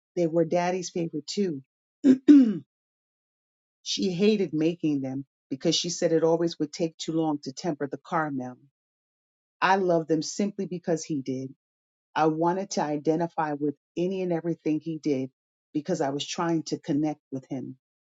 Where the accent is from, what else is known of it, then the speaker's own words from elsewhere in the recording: Troy, New York, United States; I was born on a hot June day at St. Mary's Hospital in Troy, New York